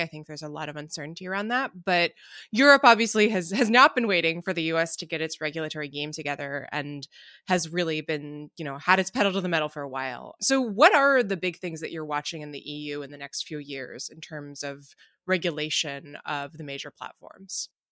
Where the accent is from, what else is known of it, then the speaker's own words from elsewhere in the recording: United States; as an American